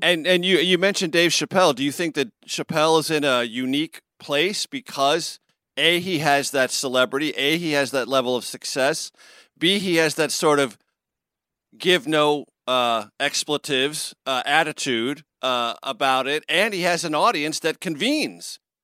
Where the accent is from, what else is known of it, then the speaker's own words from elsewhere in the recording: San Diego, California, United States; now in East Coast, United States; I grew up in San Diego, California, so I know what a sunny and warm Christmas morning is like